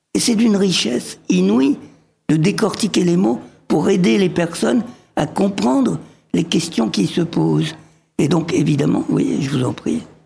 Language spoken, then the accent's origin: French; France; born or raised there; also born or lived in Egypt